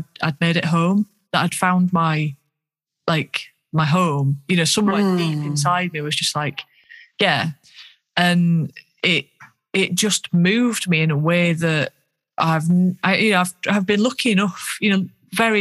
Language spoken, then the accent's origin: English; Yorkshire and the Humber, United Kingdom; accent: Yorkshire; because of my Yorkshire accent